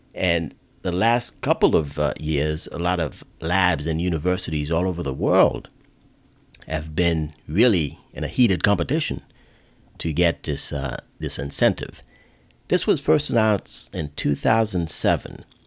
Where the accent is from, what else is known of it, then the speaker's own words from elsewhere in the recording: Northeast, United States; now in mid-Atlantic, United States; I'm originally from the Northeast